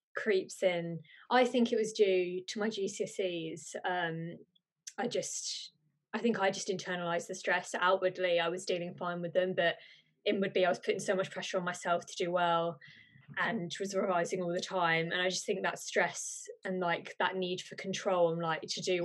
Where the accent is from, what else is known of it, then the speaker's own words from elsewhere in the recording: Birmingham, West Midlands, United Kingdom; I'm from Birmingham